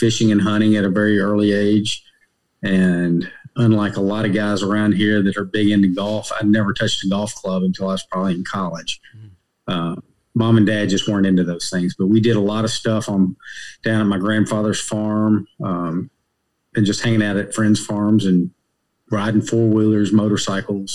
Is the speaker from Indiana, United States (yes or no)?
no; Hopkinsville, Kentucky, United States; moved away as an adult; also born or lived in Nashville, Tennessee; now in Raleigh, United States; Born in Nashville, Tennessee, but at a very early age, moved to a small town in Western Kentucky called Hopkinsville, Kentucky.